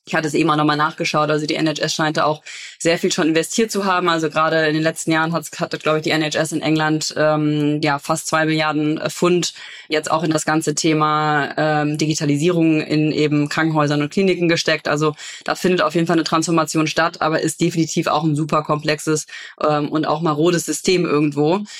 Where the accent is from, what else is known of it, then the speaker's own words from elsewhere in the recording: Cologne, North Rhine-Westphalia, Germany; ich bin ja Kölnerin